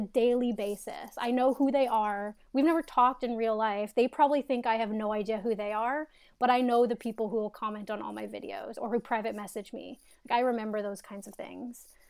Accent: Canada; moved away as an adult; also born or lived in Toronto; now in United States; I'm in the United States now, but I'm Canadian.

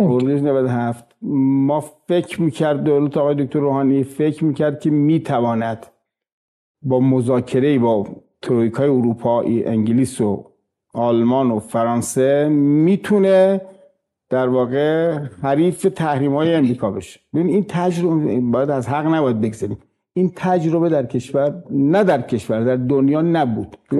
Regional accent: Iran; من به عنوان یک ایرانی

